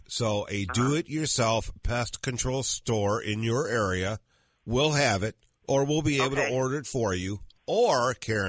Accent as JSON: {"language": "English", "region": "Michigan", "country": "United States", "moved": "yes", "said": "I'm from Michigan"}